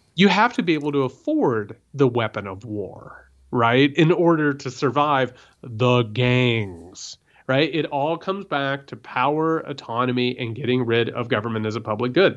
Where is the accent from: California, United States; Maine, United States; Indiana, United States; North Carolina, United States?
Indiana, United States; I grew up in Indiana